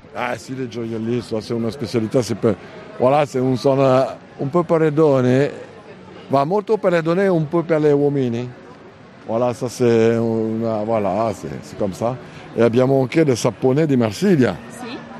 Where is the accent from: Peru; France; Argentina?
France; Reims, Grand Est; Italian is a second language; moved away; also born or lived in Normandy; io sono nato a Reims, la capitale del Champagne